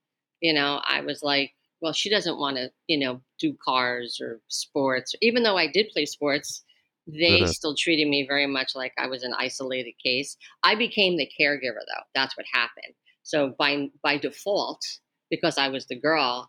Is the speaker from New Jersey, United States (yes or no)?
yes; New Jersey, United States; I'm a Jersey girl. I was born and raised in New Jersey.